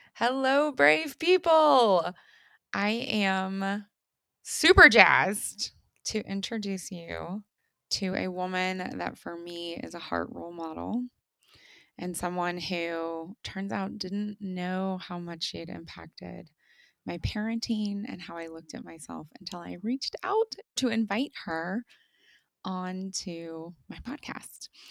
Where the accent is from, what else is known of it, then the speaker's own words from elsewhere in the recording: United States; also born or lived in Germany; I have gone back to my home country of the United States